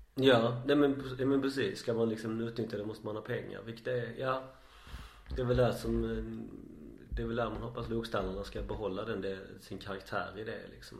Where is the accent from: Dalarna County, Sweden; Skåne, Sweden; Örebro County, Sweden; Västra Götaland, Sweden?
Skåne, Sweden; oss oinvigda skåningar